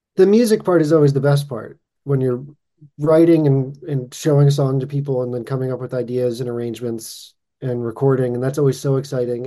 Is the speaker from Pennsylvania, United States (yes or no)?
no; Boston, Massachusetts, United States; now in Los Angeles, United States; I'm originally from Boston